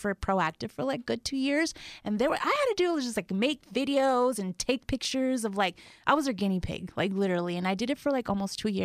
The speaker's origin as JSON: {"language": "English", "town": "Westminster", "region": "California", "country": "United States", "tie": "born or raised there", "also_born_or_lived": "Mexico", "said": "was raised in Orange County, California, Westminster, Huntington Beach area"}